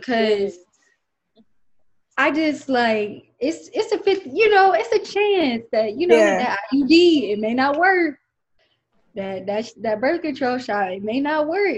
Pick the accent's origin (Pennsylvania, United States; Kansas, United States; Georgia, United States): Georgia, United States; Atlanta; I'm from the South. I'm from Atlanta.